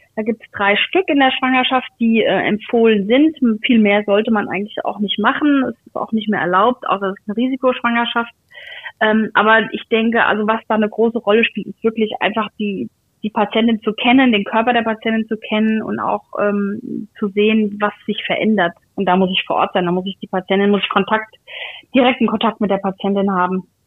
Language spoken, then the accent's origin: German; Aschaffenburg, Bavaria, Germany; moved away; Ich komme aus Aschaffenburg, das ist jetzt nicht so weit weg